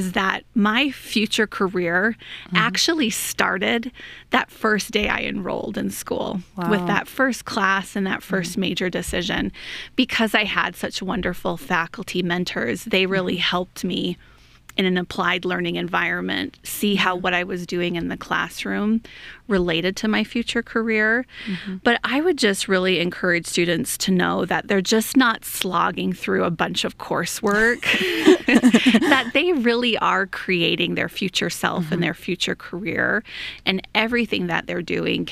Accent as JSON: {"language": "English", "town": "Minneapolis", "region": "Minnesota", "country": "United States", "tie": "born or raised there", "moved": "as an adult", "lives_now": "Rexburg, United States", "said": "I grew up in the Minneapolis area of Minnesota, loved it, great place"}